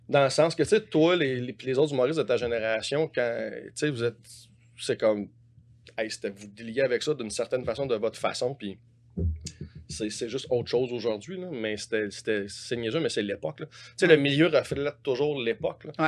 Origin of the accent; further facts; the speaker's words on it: Montreal, Quebec, Canada; also born or lived in Saint-Hyacinthe; j'étais à Montréal tout le temps dans ma vie